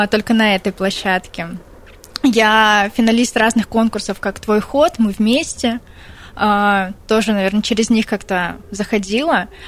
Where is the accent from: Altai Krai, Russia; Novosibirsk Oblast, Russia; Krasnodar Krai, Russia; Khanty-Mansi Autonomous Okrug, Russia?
Altai Krai, Russia; Нет, я из Алтайского края.